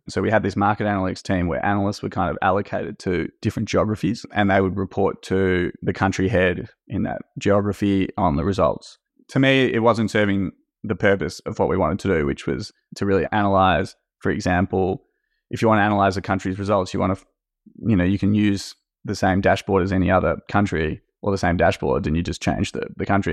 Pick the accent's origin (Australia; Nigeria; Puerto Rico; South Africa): Australia; moved away as an adult; now in France; I grew up in Australia and was working in investment banking in Australia in M&A. And then at some point wanted to change, so I moved to France, which is where my dad's from.